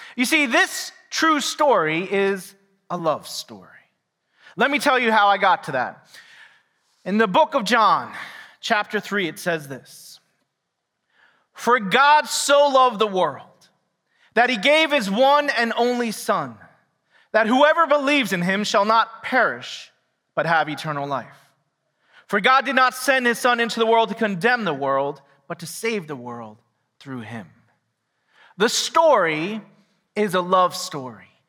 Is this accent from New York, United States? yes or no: yes; New York City, New York, United States; also born or lived in Quakertown, Pennsylvania; now in Pennsylvania, United States; I didn't grow up here. I grew up in New York City.